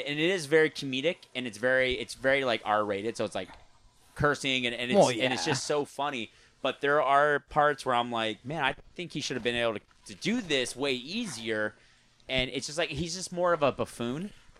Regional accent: United States; born there; accent: mixed Australian and American; So my family's from Australia, but I'm born in America. And I said my accent is kind of fucked up because my father's Australian, but my mother's American.

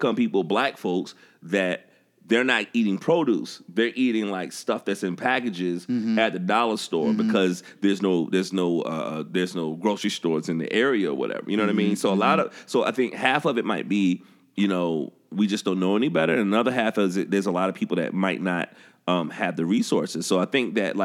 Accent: the South, United States; I'm growing up in the South

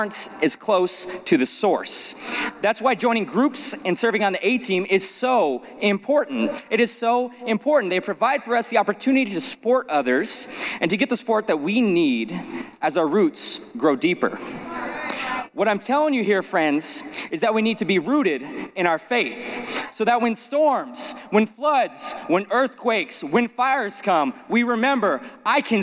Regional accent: Las Vegas, Nevada, United States; growing up in Las Vegas

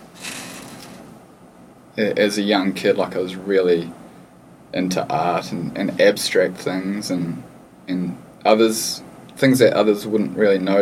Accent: Lower Hutt, Wellington, New Zealand; moved away; also born or lived in Australia / Hawaii; I'm from a pretty small town called Stokes Valley. It's probably the size of Byron Bay, but it's not close to the coast at all. It's actually a suburb in between Lower Hutt and Upper Hutt, which is close to the city of Wellington. And I spent my whole life in the same house with my parents and my brother

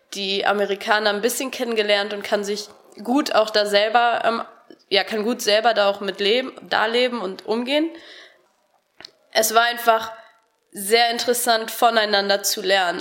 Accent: Harsewinkel, North Rhine-Westphalia, Germany; moved away as an adult; now in Cologne, Germany; Ich komme aus Hasewinkel, das ist im Kreis Gütersloh

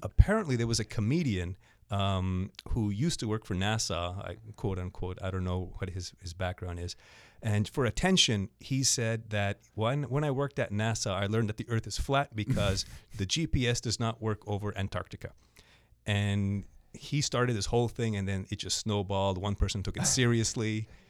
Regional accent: Montreal, Quebec, Canada; I was born in Montreal.

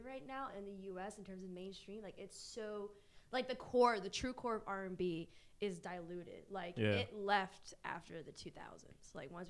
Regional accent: United States; we were born and raised in the United States

